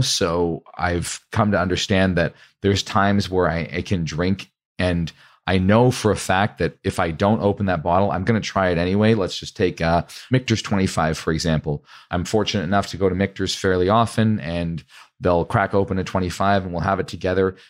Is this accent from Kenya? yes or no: no; Canada; I'm actually Canadian